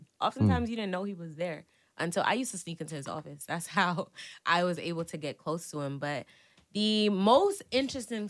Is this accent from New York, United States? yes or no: yes; New York City, New York, United States; I'm from Brooklyn